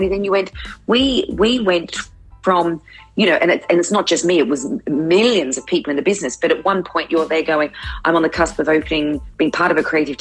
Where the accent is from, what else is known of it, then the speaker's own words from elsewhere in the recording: Australia; we're born Australian